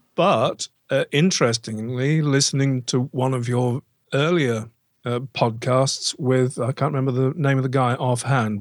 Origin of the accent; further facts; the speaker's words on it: Banbury, South East England, United Kingdom; now in near Stratford-upon-Avon, United Kingdom; I actually grew up near a, a town called, uh, Banbury, which is twenty miles down the road